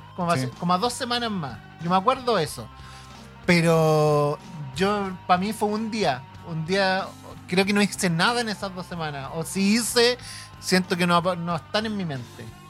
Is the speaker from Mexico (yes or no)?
no; southern Chile, Chile; now in Santiago, Chile; yo que soy